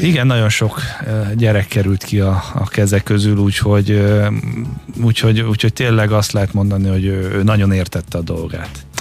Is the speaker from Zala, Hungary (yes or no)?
no; Halásztelek, Pest, Hungary; Én halásztáken nőttem fel, a mai napig ott lakunk